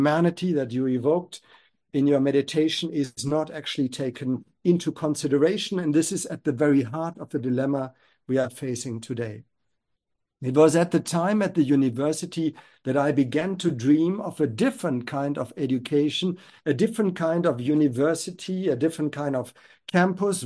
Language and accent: English; Germany; I grew up in Germany